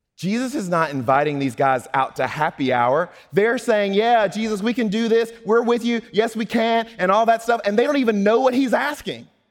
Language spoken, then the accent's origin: English; Mississippi, United States; I'm from Mississippi